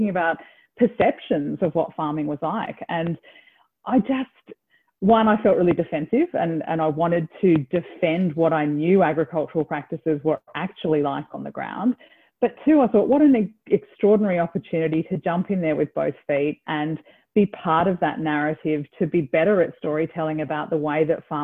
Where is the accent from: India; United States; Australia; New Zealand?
Australia; Byron Bay, New South Wales; I grew up in Byron Bay, and it was a pretty different town back then to what it is at the moment